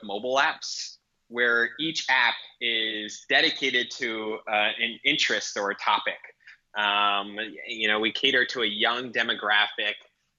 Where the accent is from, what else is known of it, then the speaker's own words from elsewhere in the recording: Providence, Rhode Island, United States; now in New York, United States; So I actually grew up in Providence, Rhode Island.